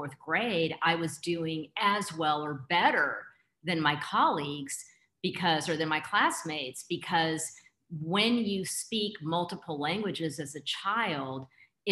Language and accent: English; Houston, Texas, United States; accent: Texas; moved away as an adult; also born or lived in San Diego, United States; growing up in Houston, my parents spoke to me in Spanish, from my mom from Costa Rica.